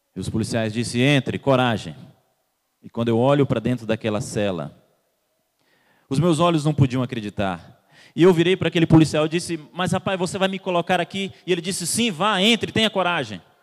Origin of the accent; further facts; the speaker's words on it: Salvador, Bahia, Brazil; now in Curitiba, Brazil; eu também sou baiano, nascido em Salvador.